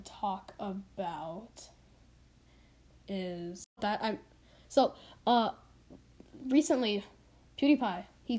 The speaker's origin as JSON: {"language": "English", "country": "Canada", "said": "I live in Canada"}